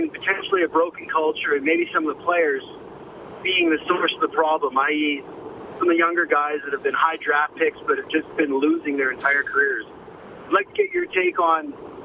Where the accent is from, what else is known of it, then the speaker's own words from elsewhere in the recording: Calgary, Alberta, Canada; I'm from Calgary.